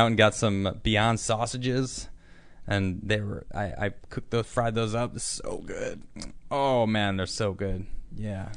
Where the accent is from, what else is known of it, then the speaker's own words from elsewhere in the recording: Chicago, Illinois, United States; We're from Chicago